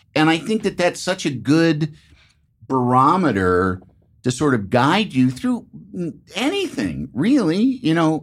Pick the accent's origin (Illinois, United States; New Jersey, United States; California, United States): Illinois, United States; Chicago; I'm from Chicago